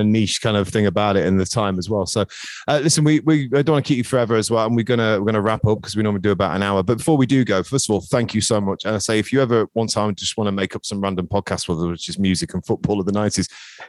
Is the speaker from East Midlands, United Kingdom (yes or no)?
yes; Skegness, East Midlands, United Kingdom; I grew up in Skegness, where people tend to follow where the family's from. So my dad's from Stenton